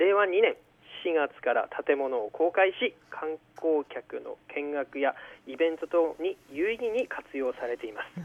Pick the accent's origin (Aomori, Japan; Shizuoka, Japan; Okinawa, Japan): Aomori, Japan; Owani; now in Hirosaki, Japan; 南津軽郡大に町出身です、はい、弘前の高校大学に通いまして現在は弘前に住んでいます